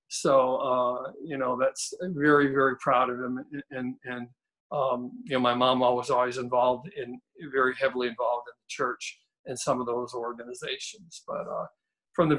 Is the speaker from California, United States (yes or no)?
no; Kenosha, Wisconsin, United States; now in Athens, United States; I grew up in Wisconsin. A city called Kenosha, and very proud